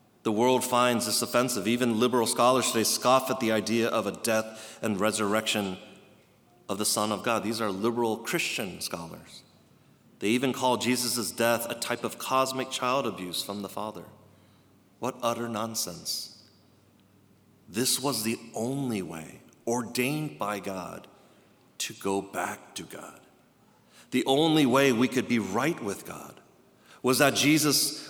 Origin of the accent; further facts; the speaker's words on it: East Coast, United States; I grew up on the East Coast, going to the Carolinas